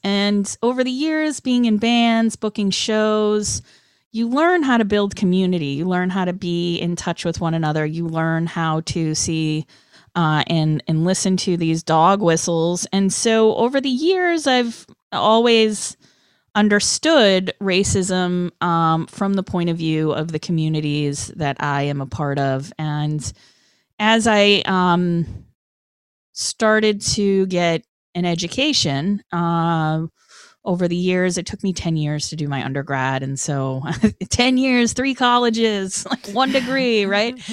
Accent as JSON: {"language": "English", "town": "Boston", "region": "Massachusetts", "country": "United States", "tie": "born or raised there", "said": "young punker, hardcore kid growing up in Boston"}